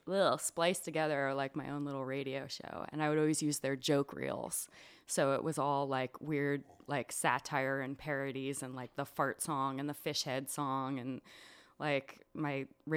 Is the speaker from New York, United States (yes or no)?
yes; New York, United States; also born or lived in Long Island; I grew up in Long Island and upstate New York, and I ended up in rural Virginia.